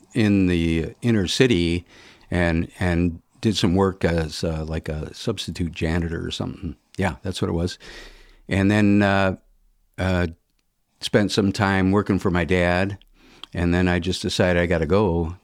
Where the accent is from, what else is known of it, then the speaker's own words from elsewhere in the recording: Birmingham, Michigan, United States; also born or lived in Detroit, Michigan; I grew up in Birmingham, went to, uh, you know, high school